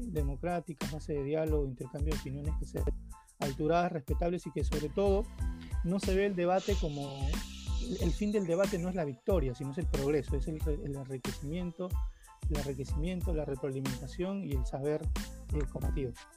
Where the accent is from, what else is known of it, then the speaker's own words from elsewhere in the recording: Lima, Peru; yo soy del Agustino, entendamos que el Agustino es un distrito también con, con, con sus propios problemas